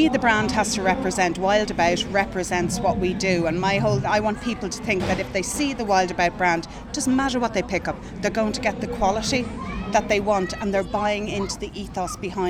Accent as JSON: {"language": "English", "town": "Dublin", "region": "Leinster", "country": "Ireland", "also_born_or_lived": "Donegal", "lives_now": "Gorey, Ireland", "said": "I came from Dublin originally, from Donegal in Dublin. But my family are everywhere, so it doesn't really matter."}